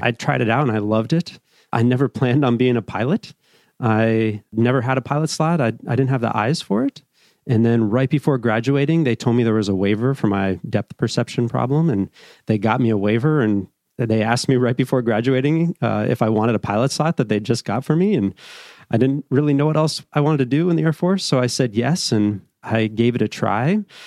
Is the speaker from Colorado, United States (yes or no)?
yes; Evergreen, Colorado, United States; also born or lived in Boulder, Colorado; I grew up as a young kid, kinda, a few different places, but settled in Evergreen, Colorado, which is up in the foothills, uh, west of Denver.